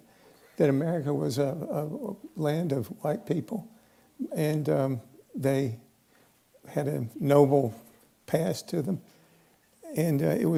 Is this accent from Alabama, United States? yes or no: no; Tennessee, United States; moved away; I grew up in Tennessee